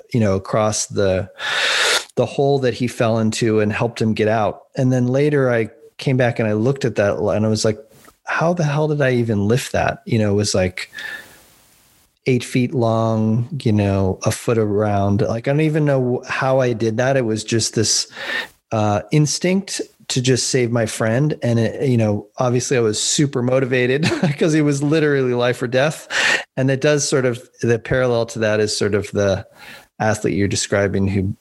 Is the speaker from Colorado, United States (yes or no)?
yes; Boulder, Colorado, United States; growing up in Boulder, Colorado